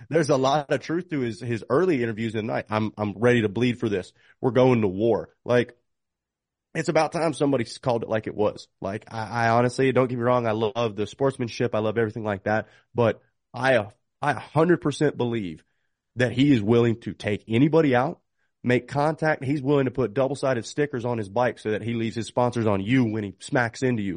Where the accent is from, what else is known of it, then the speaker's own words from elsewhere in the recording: North Carolina, United States; North Carolina, not to just you know, say it because it's my home state